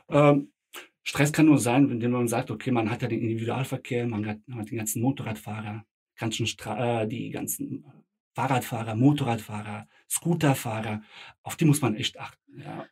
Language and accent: German; Frankfurt am Main, Hesse, Germany; first language Bosnian; Ich bin hier geboren, aufgewachsen, hier zur Schule gegangen.